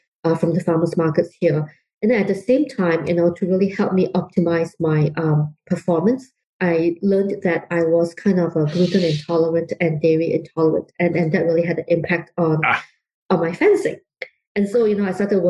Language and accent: English; Singapore; also born or lived in London; now in Bay Area, United States; I grew up in Singapore, and you can tell from my accent that it's not entirely American